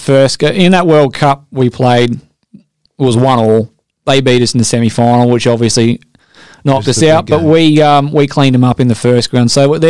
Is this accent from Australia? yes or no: yes; Australia; I'm Australian.